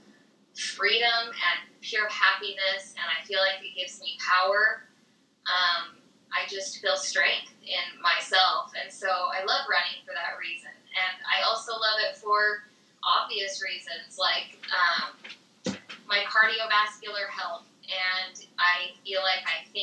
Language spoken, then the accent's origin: English; Utah, United States; I'm from Utah